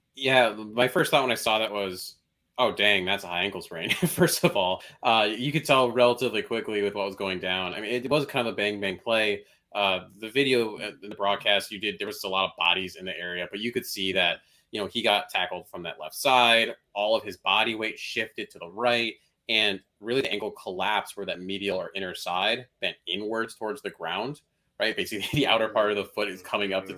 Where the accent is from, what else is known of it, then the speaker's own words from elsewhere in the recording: Chicago, Illinois, United States; as a Chicagoan